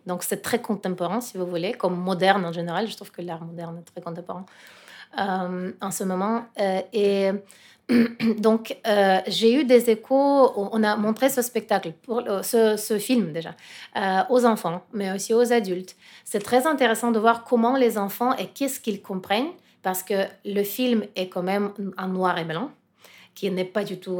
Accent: Russia; French is a second language; moved away; je suis russe et je sens quand même la responsabilité pour mon pays

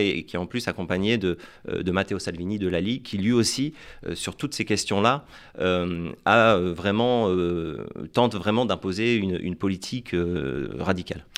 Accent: France; en tant que Français

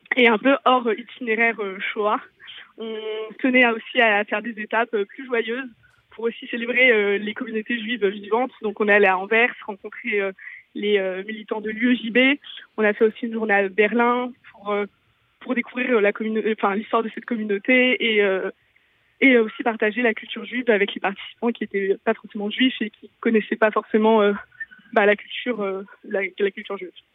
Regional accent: Lille, Hauts-de-France, France; C'est des lieux devant lesquels on passe pratiquement quotidiennement quand on est lillois

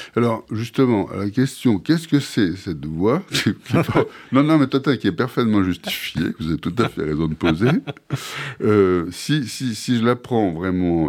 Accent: Marseille, Provence-Alpes-Côte d'Azur, France; je suis Marseillais à l'origine. Et, enfin, à l'origine toujours, mais je je suis né à Marseille

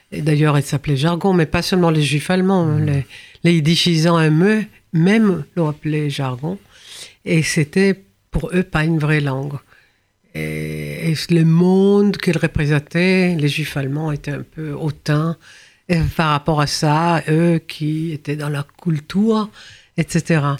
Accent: France; J'ai hein, grandi, j'ai grandi ici en France

